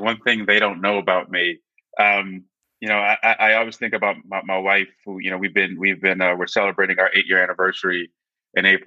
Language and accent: English; New Jersey, United States; And I grew up in New Jersey, born and raised in New Jersey.